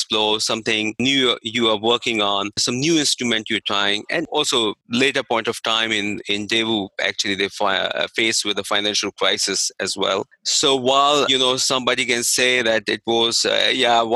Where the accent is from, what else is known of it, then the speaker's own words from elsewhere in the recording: India; moved away; I was in India, so I'm from India.